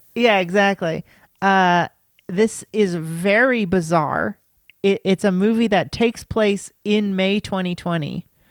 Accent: United States; as an American

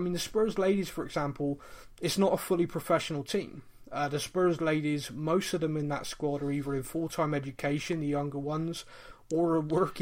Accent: Bristol, South West England, United Kingdom; I'm from Bristol.

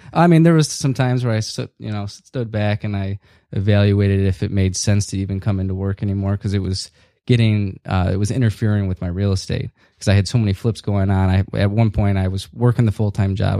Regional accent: Northville, Michigan, United States; also born or lived in Chicago; I needed to move back more close to home where I grew up in Northville.

